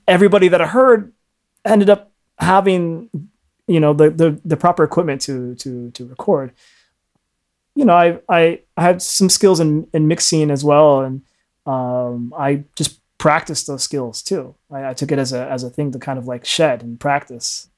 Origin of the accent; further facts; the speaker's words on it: United States; I was born in the States